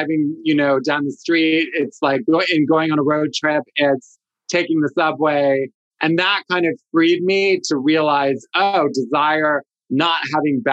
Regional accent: Washington, District of Columbia, United States; moved away; also born or lived in San Francisco; a closeted kid growing up in Washington, D.C.

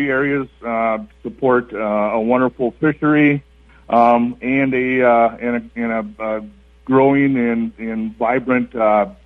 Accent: South St. Paul, Minnesota, United States; moved away; also born or lived in Elk River, Minnesota; South St. Paul, Minnesota, um, from the cities, um, and have opportunities to move north a couple of different times. Lived in Elk River, and then up here it's been kind of a steady push just to move north and uh

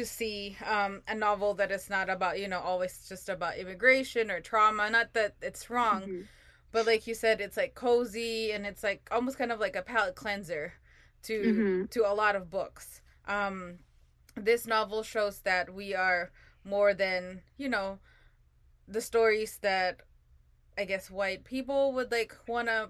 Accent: Philippines; I am Filipino.

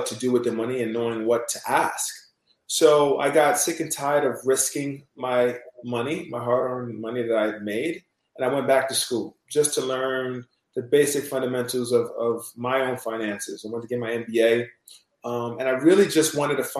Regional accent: New York City, New York, United States; Originally born and raised in New York City

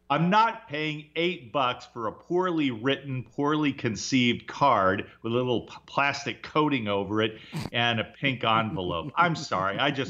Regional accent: Orange County, California, United States; I grew up in Orange County

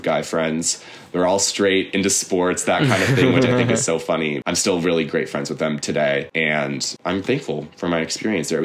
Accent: University Heights, Ohio, United States; born or raised there; moved away as an adult; now in New York, United States

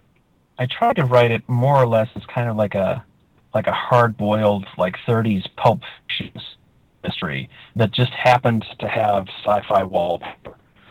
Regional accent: Wisconsin, United States; growing up in Wisconsin, as I did, you know, we didn't play Dungeons and Dragons on Sunday.

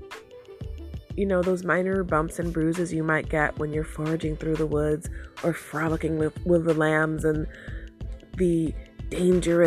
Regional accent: Detroit, Michigan, United States; I live in the city and I grew up in Detroit itself

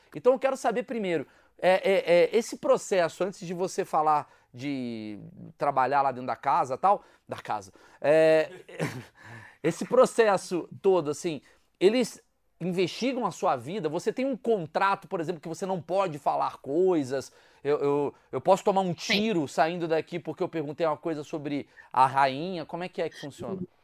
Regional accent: Brazil; a gente é brasileiro

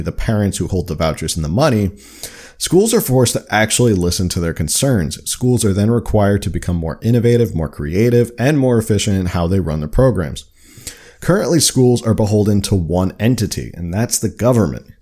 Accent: New Jersey, United States; now in California, United States; I'm from New Jersey

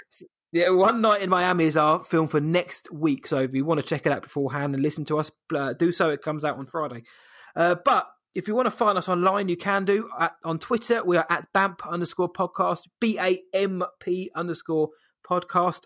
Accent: United Kingdom; I am British.

